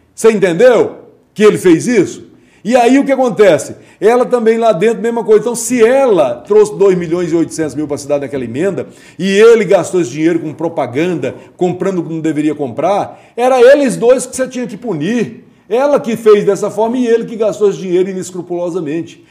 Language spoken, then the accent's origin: Portuguese; Northeast Region, Brazil; moved away; also born or lived in Itaguaí; eu sou nordestino